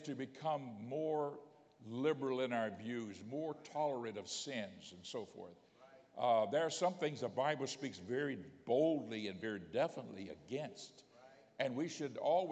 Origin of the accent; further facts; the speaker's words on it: Pensacola, Florida, United States; also born or lived in Miami, Florida; I grew up in Pensacola, Florida. Later, my family moved to Miami.